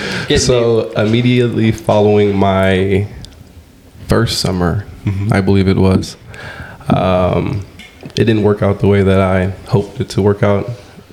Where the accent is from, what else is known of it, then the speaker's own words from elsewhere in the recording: California, United States; also born or lived in Cedar City, Utah; We grew up in California.